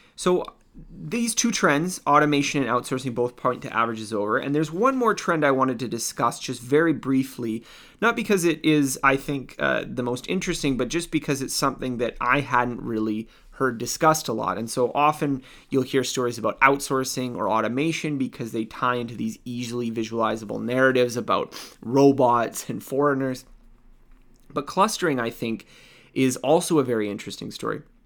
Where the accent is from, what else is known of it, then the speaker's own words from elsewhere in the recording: Canada; I'm, I'm Canadian, I, I live in North America